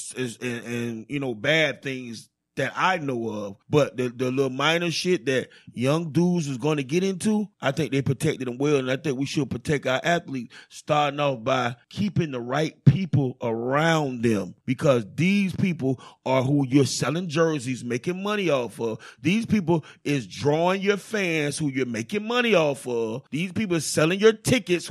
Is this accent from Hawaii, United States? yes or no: no; Miami, Florida, United States; I grew up in the Poker Bean Projects